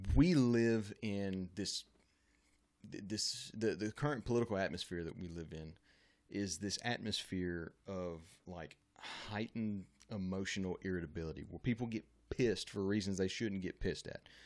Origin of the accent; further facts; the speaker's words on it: Louisiana, United States; I'm from Louisiana